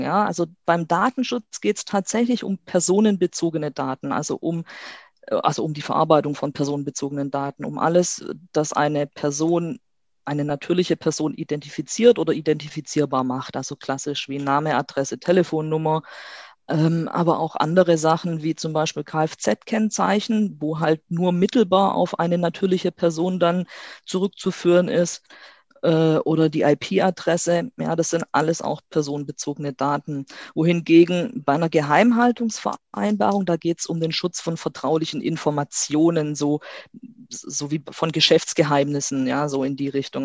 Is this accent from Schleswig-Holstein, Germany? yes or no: no; Stuttgart, Baden-Württemberg, Germany; ich komme aus Stuttgart